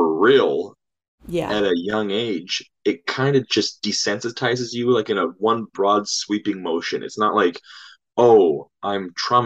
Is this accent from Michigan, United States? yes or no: no; Norwalk, California, United States; I was born actually in Norwalk, California, during the Night Stalker's reign